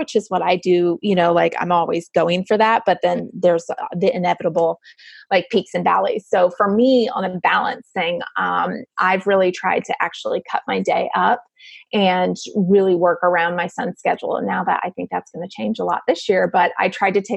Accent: Gainesville, Florida, United States; moved away as an adult; now in St. Augustine, United States; I was born and raised in Gainesville, which is not very far away

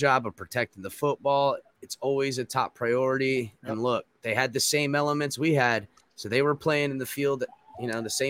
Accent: West Palm Beach, Florida, United States; now in Cape Coral, United States; We are all South Floridians, born in West Palm. I've never lived anything north than like St. Augustine area

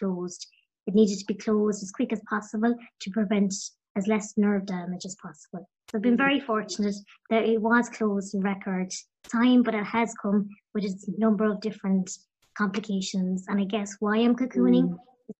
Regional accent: County Clare, Munster, Ireland; I'm from the west of Ireland as well. I'm from County Clare.

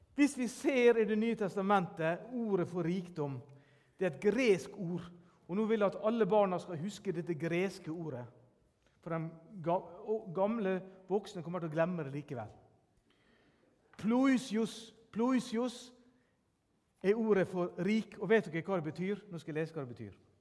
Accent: Sunnmøre, Møre og Romsdal, Norway; jeg er sunnmøring.

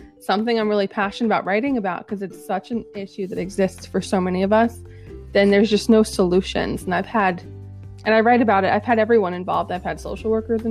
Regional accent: New Jersey, United States; I'm from New Jersey

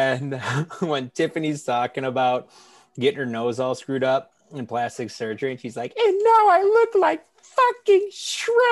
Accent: Tennessee, United States; I lived next to a Hooters in Tennessee

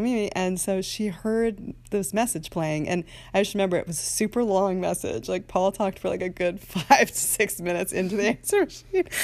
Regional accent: Haverford, Pennsylvania, United States; We're both from Haverford, just outside of Philly

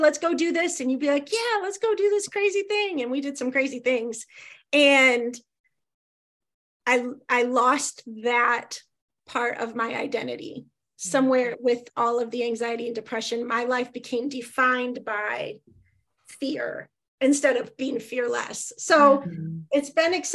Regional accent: Ohio, United States; Ohio, which is my home state

